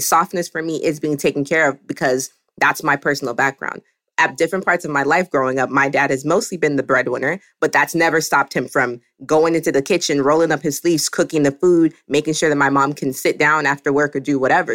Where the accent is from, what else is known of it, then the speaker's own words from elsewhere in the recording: the South, United States; I'm African, I'm also from the South